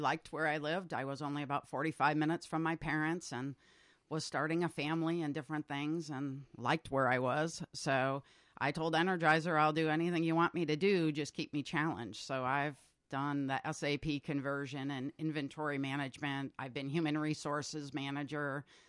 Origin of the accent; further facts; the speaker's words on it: Massachusetts, United States; moved away as an adult; also born or lived in New Hampshire / Vermont / North Carolina; now in Northfield, United States; New England, mostly Massachusetts